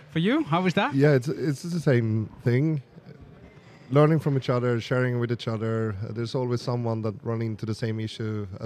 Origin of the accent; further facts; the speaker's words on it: Sweden; from Sweden. I'm from Sweden.